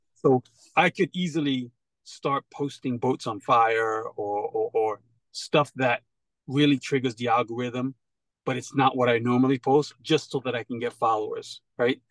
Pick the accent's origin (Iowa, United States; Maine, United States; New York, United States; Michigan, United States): New York, United States; growing up in New York